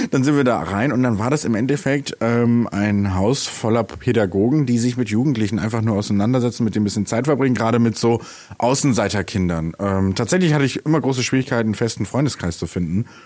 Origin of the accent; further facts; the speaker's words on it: Bremen, Germany; Und als wir dann in die Bremer Innenstadt gezogen sind, ich bin Bremer, by the way